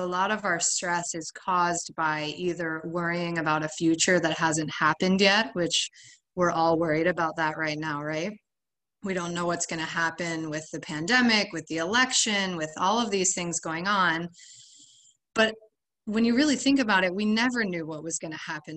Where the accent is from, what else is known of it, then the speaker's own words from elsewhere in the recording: Ohio, United States; moved away as an adult; now in Miami, United States; I grew up in Ohio, but I've been in Miami, I guess, about 12 years now.